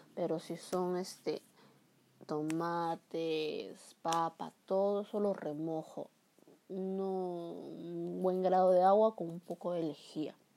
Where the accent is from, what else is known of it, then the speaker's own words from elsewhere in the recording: Peru; mi país, que es Perú